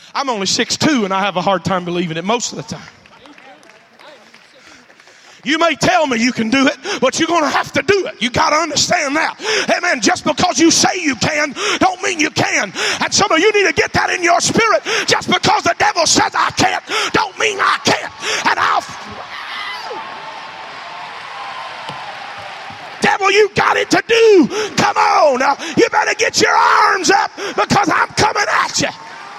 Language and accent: English; Alabama, United States; I'm from Alabama